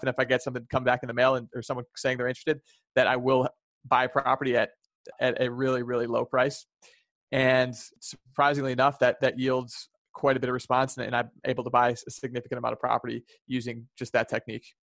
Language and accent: English; Chicago, Illinois, United States; I'm from Chicago